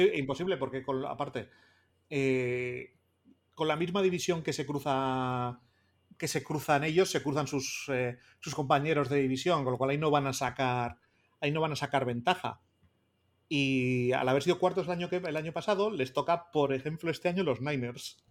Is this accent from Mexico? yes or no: no; Bilbao, Basque Country, Spain; que soy de Bilbao, que soy del Atlético